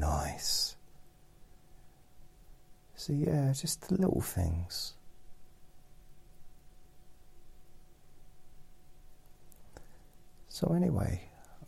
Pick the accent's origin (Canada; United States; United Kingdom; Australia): United Kingdom; England; we're English